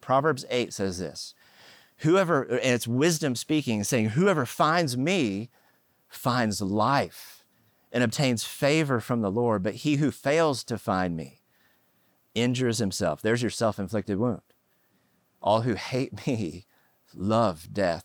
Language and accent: English; Oklahoma, United States; moved away; also born or lived in California; I grew up in Oklahoma, and we were poor